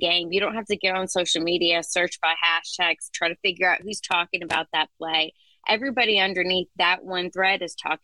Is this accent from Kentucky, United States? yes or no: yes; Lexington, Kentucky, United States; We are from Lexington, Kentucky, which is, you know, technically my hometown.